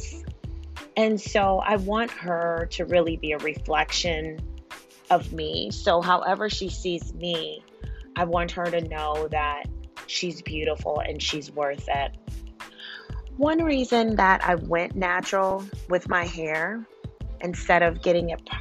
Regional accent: United States; we're an American. We are in America

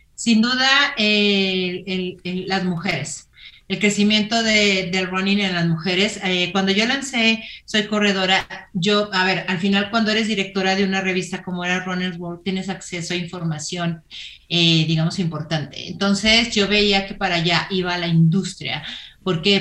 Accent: Torreón, Coahuila, Mexico; moved away as an adult; now in Mexico City, Mexico; yo soy de Torreón, en el solazo de Torreón, y allí corría

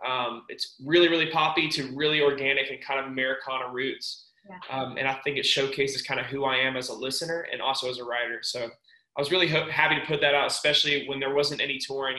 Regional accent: Nashville, Tennessee, United States; also born or lived in Florida; Nashville's my hometown.

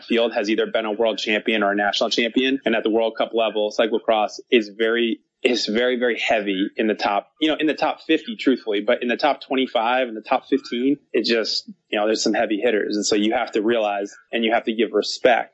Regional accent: United States; As an American

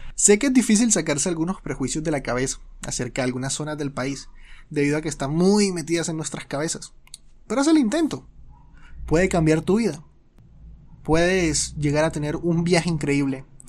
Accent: Colombia; soy colombiano

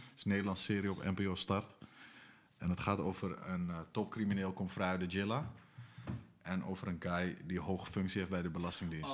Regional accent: Amsterdam, North Holland, Netherlands; Amsterdam-Noord, waar ik vandaan kom

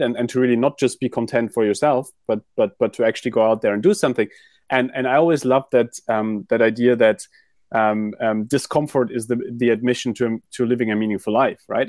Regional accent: Germany; moved away; also born or lived in London / New York; I grew up in Germany

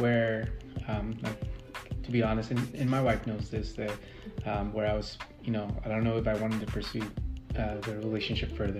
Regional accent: San Diego, California, United States; I'm originally from San Diego

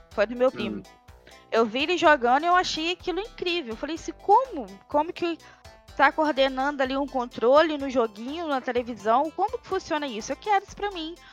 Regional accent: Miracema, Rio de Janeiro, Brazil; accent: leaning towards Minas Gerais; Então aí ficou meio que esse sotaque mais puxado para Minas do que realmente para capital. Mas eu sou do interior do Rio, Miracema.

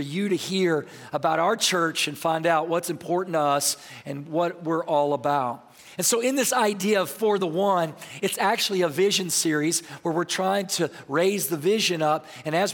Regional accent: Texas, United States; moved away; I'm from Texas

